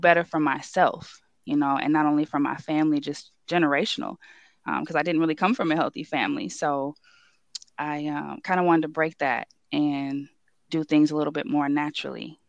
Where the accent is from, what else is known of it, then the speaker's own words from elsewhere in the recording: Livonia, Michigan, United States; also born or lived in Detroit; I'm from Livonia. I kind of moved around as a kid. Kind of was in Livonia, moved to the city, then went back to high school for Livonia